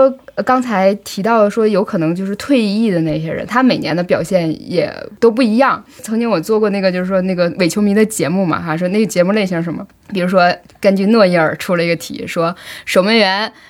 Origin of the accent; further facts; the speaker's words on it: China; 我们中国人